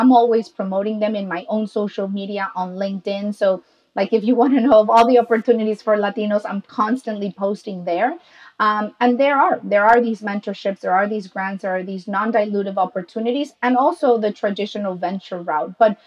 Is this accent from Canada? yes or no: no; Mexico; I'm Mexican